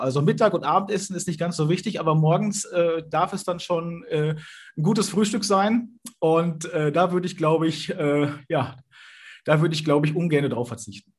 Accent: Sauerland, North Rhine-Westphalia, Germany; hier im Sauerland, wo ich herkomme

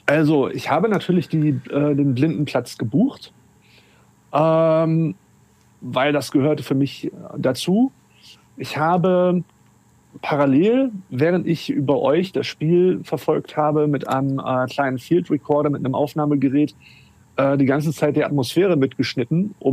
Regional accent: Hamburg, Germany; weil ich musste ja als Hamburger wieder zurück zum Bahnhof

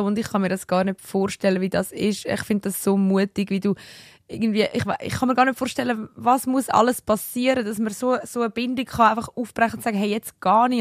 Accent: Switzerland; bei uns in der Schweiz

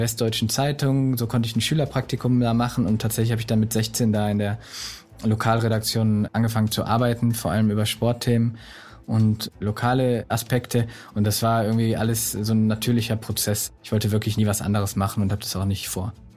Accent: Solingen, North Rhine-Westphalia, Germany; Ich bin in Solingen aufgewachsen

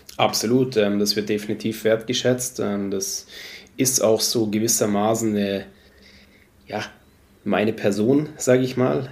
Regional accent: Munich, Bavaria, Germany; moved away; also born or lived in Sweden; Ich bin Münchner, bin da, sage ich mal, eineinhalb Stunden aus Rupolding entfernt

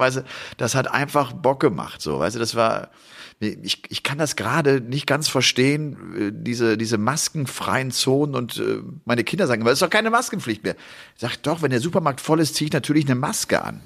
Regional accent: Rhineland, Germany; now in Upper Bavaria, Germany; ich komme ja aus dem Rheinland gebürtig

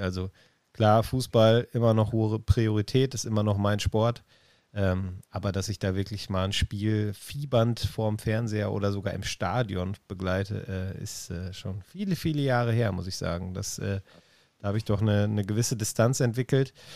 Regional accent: Essen, North Rhine-Westphalia, Germany; ein Kind des Ruhrgebiets. Ich bin in Essen geboren, ähm, in Essen

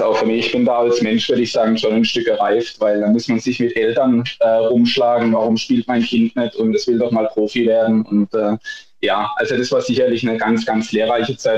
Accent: Rastatt, Baden-Württemberg, Germany; also born or lived in Darmstadt; Ich komme ursprünglich aus Rastatt

